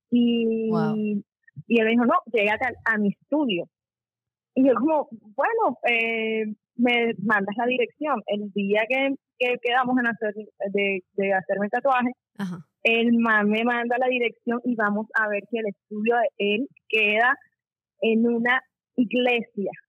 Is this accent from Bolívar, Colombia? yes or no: yes; Cartagena, Bolívar, Colombia; yo acababa de entrar a la universidad a estudiar diseño gráfico acá en, en Cartagena. Soy de Cartagena.